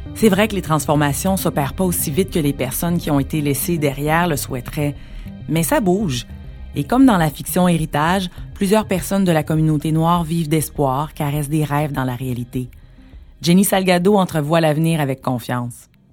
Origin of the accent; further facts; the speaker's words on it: Montreal, Quebec, Canada; je suis née à Montréal